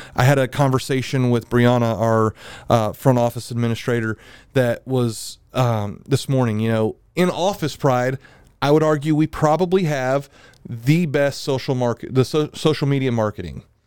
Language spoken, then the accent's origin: English; Milton, Florida, United States; I'm from Milton